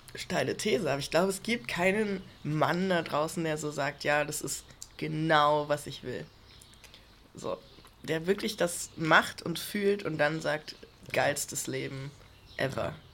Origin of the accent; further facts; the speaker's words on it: Germany; ich bin Deutscher.